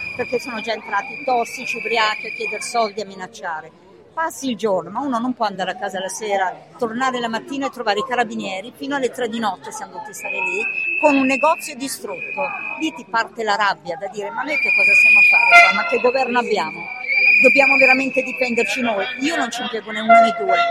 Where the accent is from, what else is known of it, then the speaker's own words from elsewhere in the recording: Milan, Lombardy, Italy; moved away; also born or lived in Florence; da milanese, da milanese